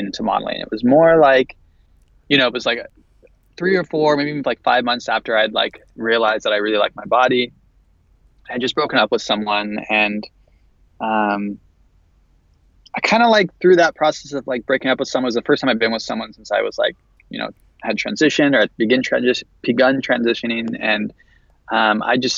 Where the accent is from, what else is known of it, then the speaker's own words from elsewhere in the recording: San Jose, California, United States; moved away; I'm from San Francisco area. I'm from San Jose originally.